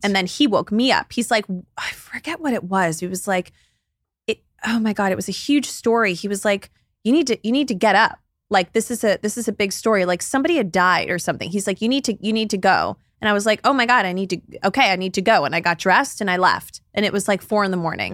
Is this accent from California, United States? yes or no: no; Dallas, Texas, United States; I grew up in Dallas, Texas, down the street from someone who played in the N B A with Kobe